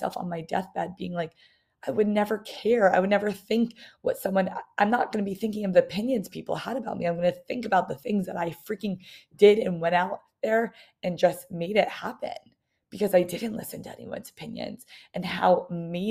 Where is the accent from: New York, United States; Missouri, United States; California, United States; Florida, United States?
New York, United States; I was from New York